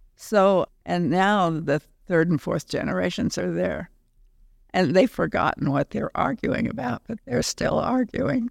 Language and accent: English; Middle West, Midwest, United States; moved away as an adult; also born or lived in New England; now in Denver, United States; growing up in the Middle West and then going east to school